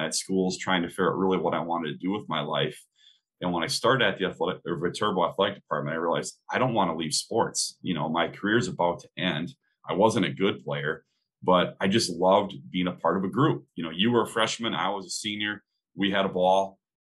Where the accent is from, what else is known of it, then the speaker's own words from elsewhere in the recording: central Wisconsin, United States; I ended up coaching a AAU team while I was in college out of central Wisconsin, kind of back in my hometown